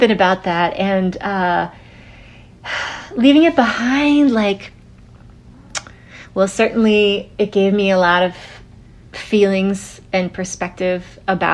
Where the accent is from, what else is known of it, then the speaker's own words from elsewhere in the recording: Vermont, United States; moved away as an adult; also born or lived in New York City; I grew up in Vermont.